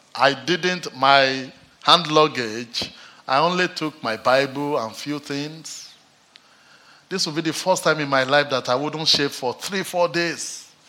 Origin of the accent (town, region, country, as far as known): Nigeria; now in Manchester, United Kingdom